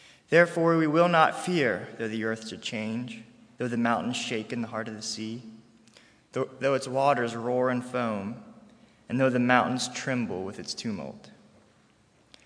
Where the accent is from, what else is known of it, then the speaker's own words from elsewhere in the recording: Harrisonburg, Virginia, United States; I'm a senior from Harrisonburg, Virginia